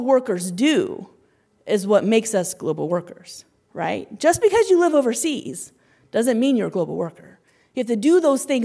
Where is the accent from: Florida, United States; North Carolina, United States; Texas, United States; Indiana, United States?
Indiana, United States; moved away as an adult; now in India; We're from Indiana